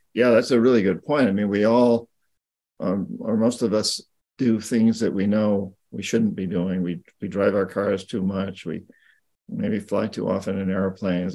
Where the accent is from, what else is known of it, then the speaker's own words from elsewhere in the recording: United States; I'm an American